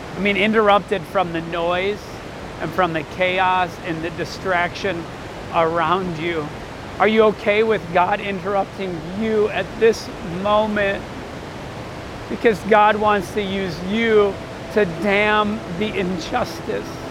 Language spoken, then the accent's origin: English; Central Wisconsin, United States; I grew up in Central Wisconsin